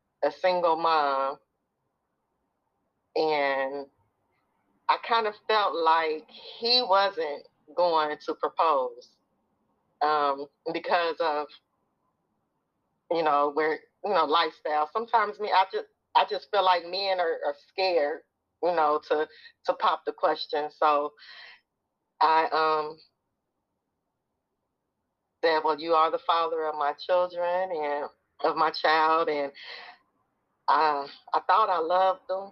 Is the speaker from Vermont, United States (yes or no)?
no; Dayton, Ohio, United States; moved away; I live in Dayton, Ohio, which is my hometown. I just moved back here in September